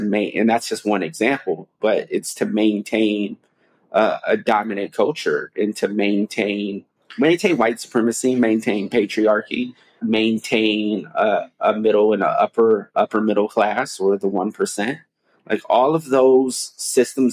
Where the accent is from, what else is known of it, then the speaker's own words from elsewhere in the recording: United States; moved away; I'm American